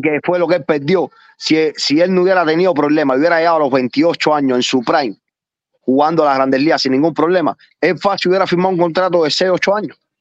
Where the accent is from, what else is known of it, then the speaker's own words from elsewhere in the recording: Cuba; moved away; como los cubanos